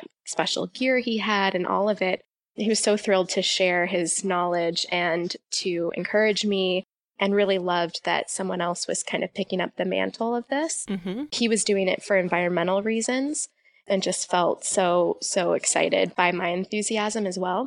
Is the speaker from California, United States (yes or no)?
yes; California, United States; moved away as an adult; also born or lived in Davis, California; now in Pittsfield, United States; I grew up in California